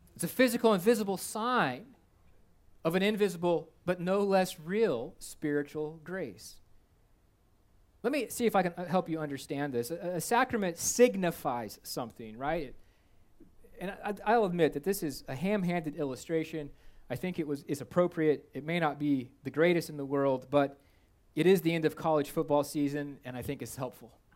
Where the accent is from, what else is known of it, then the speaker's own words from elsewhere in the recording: United States; Before I'm an American, I'm a Christian.